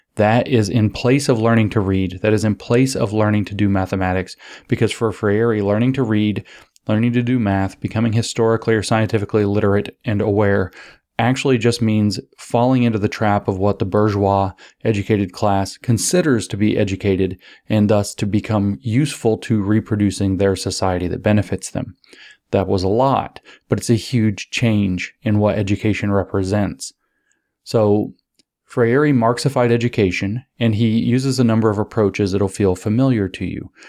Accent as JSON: {"language": "English", "country": "United States", "tie": "born or raised there", "said": "growing up in the United States"}